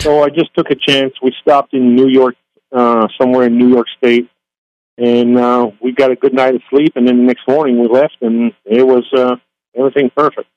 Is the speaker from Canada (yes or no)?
yes; Canada; moved away; the GA airport I was landing at is about ten miles from my hometown